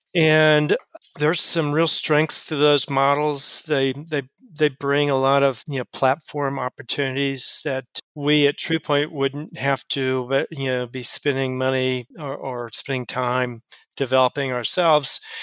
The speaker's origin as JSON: {"language": "English", "town": "Austin", "region": "Texas", "country": "United States", "tie": "born or raised there", "also_born_or_lived": "Chicago", "moved": "as an adult", "lives_now": "Cincinnati, United States", "said": "I was from Texas. I grew up in um, in in Austin, Texas"}